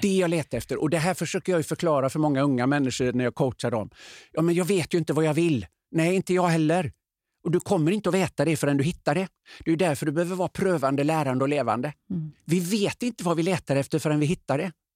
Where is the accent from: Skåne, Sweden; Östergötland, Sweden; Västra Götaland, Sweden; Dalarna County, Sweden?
Västra Götaland, Sweden; Öckerö; moved away; hemma på Öckerö